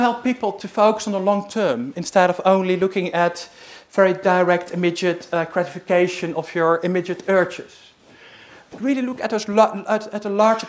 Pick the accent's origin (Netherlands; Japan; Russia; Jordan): Netherlands; moved away; I'm originally from the Netherlands